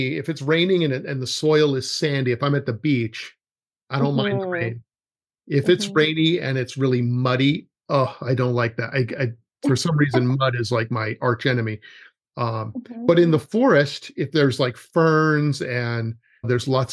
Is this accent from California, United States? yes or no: yes; California, United States; moved away; I grew up in California when I was young